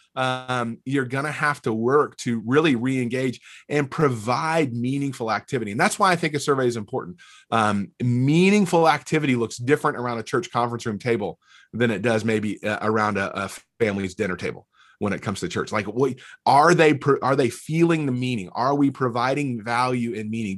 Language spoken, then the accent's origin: English; North Alabama, United States; moved away as an adult; also born or lived in Mississippi State / Fort Myers, Florida / Dallas-Fort Worth area; now in Murfreesboro, United States; I grew up in North Alabama